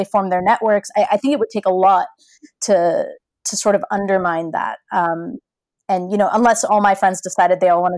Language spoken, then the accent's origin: English; San Francisco Bay Area, California, United States; moved away as an adult; also born or lived in Los Angeles; now in London, United Kingdom; I grew up in the San Francisco Bay Area.